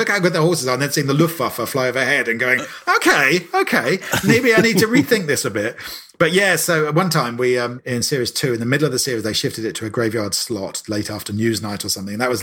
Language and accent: English; Maidenhead, South East England, United Kingdom; moved away; go back to my hometown in Maidenhead